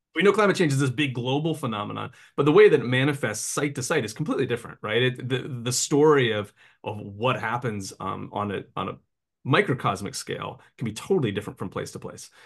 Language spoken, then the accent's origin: English; Appalachia, United States; I grew up in Appalachia